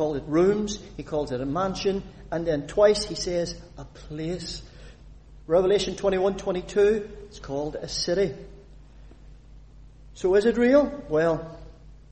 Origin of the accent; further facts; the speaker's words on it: Northern Ireland, United Kingdom; I was born a citizen of the United Kingdom. Well, United Kingdom, Northern Ireland. I'm a British citizen. I'm proud of it. But I'm also an Irish citizen, because I was born in the island of Ireland